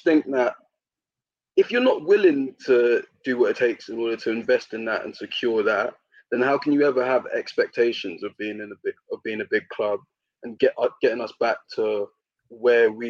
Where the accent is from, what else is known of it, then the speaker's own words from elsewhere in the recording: United Kingdom; I think being British and then seeing a British manager who actually wants to play attractive football